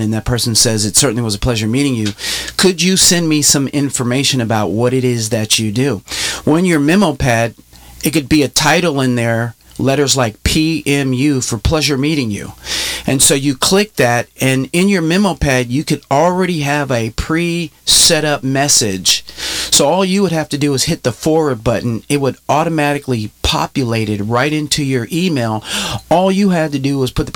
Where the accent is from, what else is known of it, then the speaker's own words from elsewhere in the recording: San Francisco, California, United States; I'm originally from San Francisco. I grew up in San Francisco